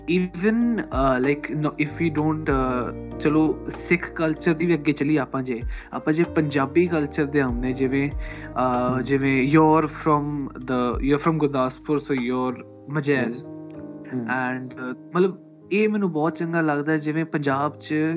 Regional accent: Malwa, Punjab, India; accent: Malwai; ਮੇਰੀ ਬੋਲੀ ਜਿਹੜੀ that's you know totally Malwai

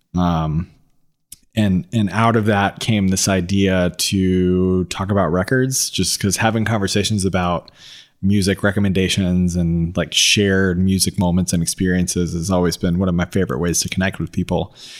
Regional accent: Atlanta, Georgia, United States; we're two dudes from Atlanta

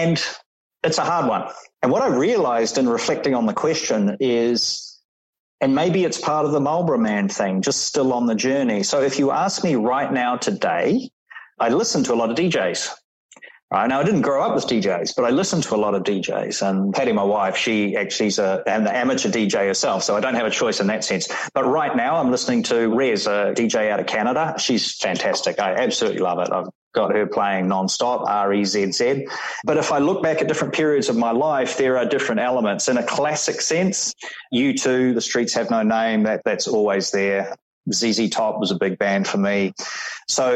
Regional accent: New Zealand; moved away as an adult; also born or lived in India / Thailand / Singapore; that younger Kiwi back in New Zealand

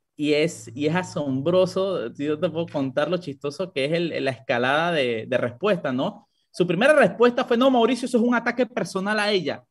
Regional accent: Panama; como panameños

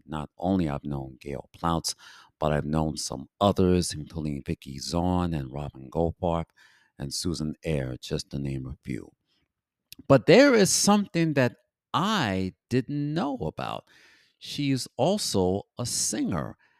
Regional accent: New York City, New York, United States; also born or lived in Bronx; I'm originally from Harlem, but I, I live in the Bronx. I've been living in the Bronx for now 53 years

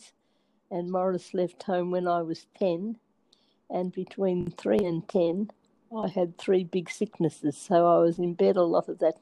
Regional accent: Bendigo, Victoria, Australia; I grew up in Bendigo

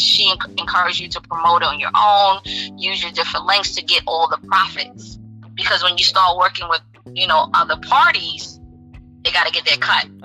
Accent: New York City, New York, United States; New York City, my hometown.

